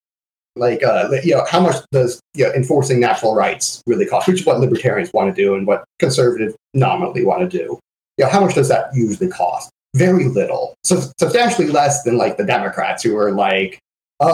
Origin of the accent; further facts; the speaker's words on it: Lake County, Florida, United States; in my hometown of, you know, Florida in Lake County